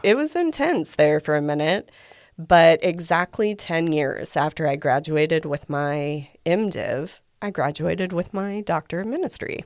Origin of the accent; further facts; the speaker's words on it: Guthrie, Oklahoma, United States; I'm a native Oklahoman. I grew up in Guthrie